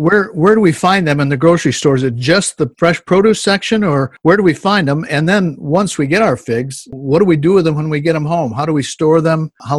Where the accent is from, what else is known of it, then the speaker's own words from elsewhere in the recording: Northeast, United States; as a kid growing up in the Northeast